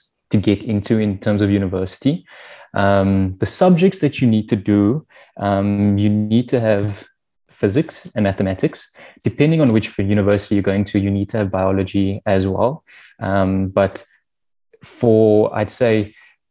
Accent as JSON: {"language": "English", "town": "Cape Town", "region": "Western Cape", "country": "South Africa", "tie": "born or raised there", "also_born_or_lived": "Soweto", "said": "I'm born and raised in Cape Town. Was a Rondebosch boy from grade 1 to grade 12"}